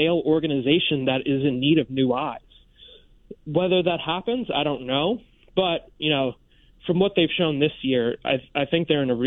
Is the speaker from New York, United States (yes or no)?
yes; New York City, New York, United States; moved away as an adult; also born or lived in Florida; I grew up in the Bronx